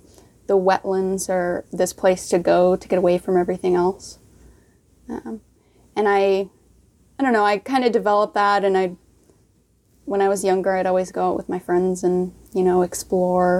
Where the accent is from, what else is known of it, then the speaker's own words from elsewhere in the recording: Stevens Point, Wisconsin, United States; I'm born and raised in Stevens Point, Wisconsin